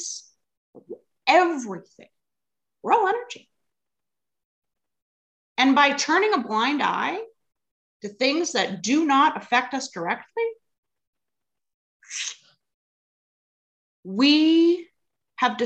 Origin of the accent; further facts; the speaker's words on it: Alberta, Canada; moved away as an adult; now in Vancouver, Canada; originally I'm from Alberta